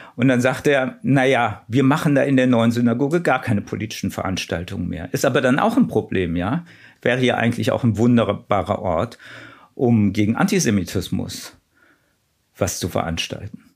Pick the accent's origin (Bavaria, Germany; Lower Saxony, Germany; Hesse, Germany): Hesse, Germany; small town near Mörfelden-Walldorf; now in Berlin, Germany; Ich bin ja in Hessen aufgewachsen, in einer Kleinstadt in der Nähe von Mörfelden-Walldorf